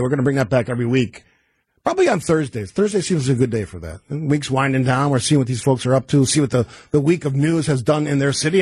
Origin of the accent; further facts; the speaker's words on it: Cudahy, Wisconsin, United States; I grew up in Cudahy. It's a smaller community in Milwaukee County, located along the lake.